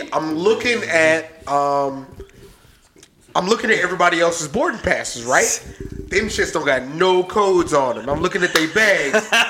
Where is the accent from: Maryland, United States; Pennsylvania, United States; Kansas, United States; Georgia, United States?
Maryland, United States; that's where I'm from. We drove by Andrews, which is where I was born. It's weird.